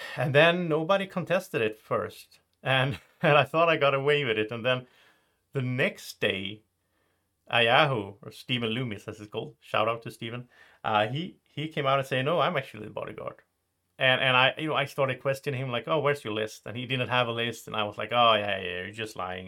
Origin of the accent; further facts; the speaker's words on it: Sweden; English is a second language; I'm, I'm from Sweden.